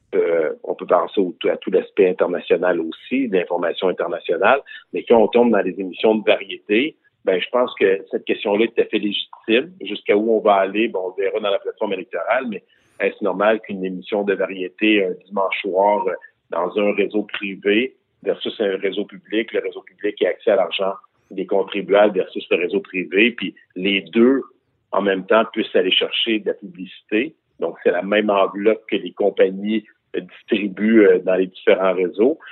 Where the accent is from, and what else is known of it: Quebec, Canada